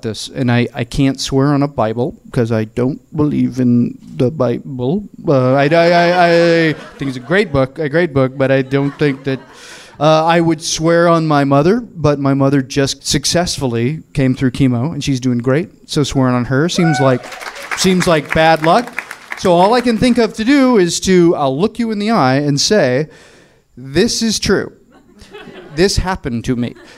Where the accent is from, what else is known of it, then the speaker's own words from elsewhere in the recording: Murfreesboro, Tennessee, United States; now in Los Angeles, United States; I am from the South. My family is very Southern, and we're from a small town called Murfreesboro, which is 30 miles south of Nashville.